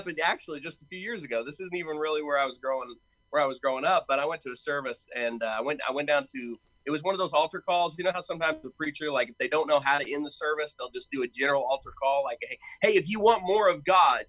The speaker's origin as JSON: {"language": "English", "town": "Knoxville", "region": "Tennessee", "country": "United States", "tie": "born or raised there", "moved": "as an adult", "lives_now": "Louisville, United States", "said": "I'm technically from Knoxville, Tennessee. That's where I grew up."}